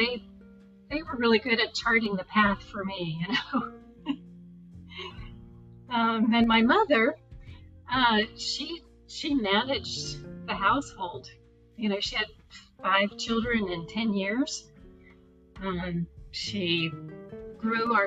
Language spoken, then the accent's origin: English; Virginia, United States; I grew up in Virginia, in the northwestern part of the state, in a rural mountainous area